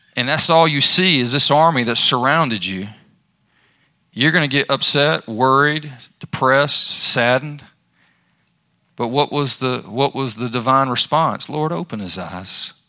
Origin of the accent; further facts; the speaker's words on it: Charlotte, North Carolina, United States; I'm from Charlotte